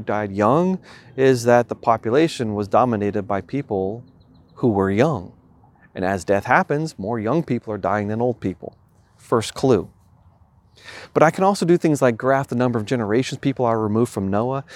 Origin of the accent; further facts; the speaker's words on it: New York, United States; moved away; where I grew up in New York